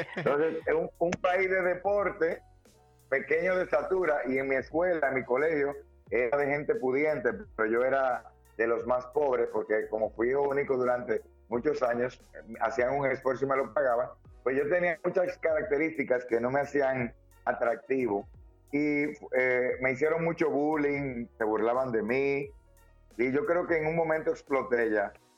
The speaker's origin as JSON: {"language": "Spanish", "country": "Dominican Republic", "said": "soy un dominicano que lucha todos los días"}